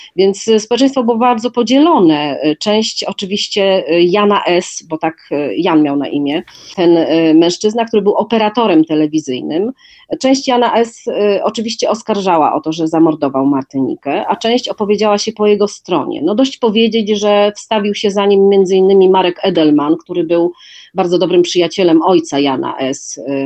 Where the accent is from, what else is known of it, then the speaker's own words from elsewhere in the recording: Wrocław, Lower Silesian Voivodeship, Poland; moved away as an adult; also born or lived in Warsaw; Wrocław z bardzo prostej przyczyny, a mianowicie jest to moje rodzinne miasto.